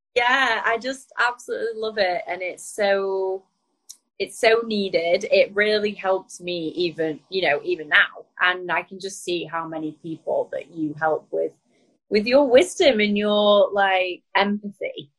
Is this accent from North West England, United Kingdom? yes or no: yes; Blackpool, North West England, United Kingdom; moved away as an adult; also born or lived in New York; I'm from Lancashire.